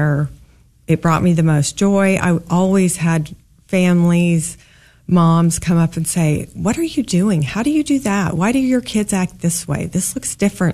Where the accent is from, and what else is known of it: Kansas, United States; born or raised there; also born or lived in St. Louis, Missouri